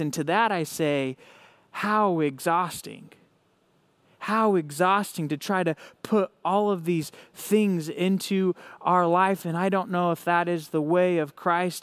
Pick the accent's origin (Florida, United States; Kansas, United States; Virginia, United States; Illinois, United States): Kansas, United States; Hays; I'm from Hays, Kansas. I help run a young adult and college ministry out here in Western Kansas